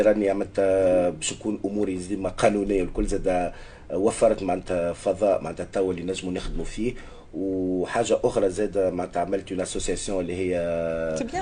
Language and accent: Arabic; Tunisia; now in France; احنا كتونسيين